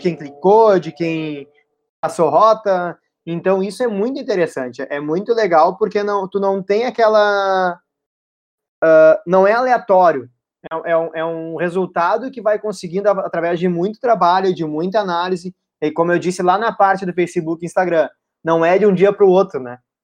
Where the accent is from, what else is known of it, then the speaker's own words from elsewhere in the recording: Porto Alegre, Rio Grande do Sul, Brazil; nós somos de Porto Alegre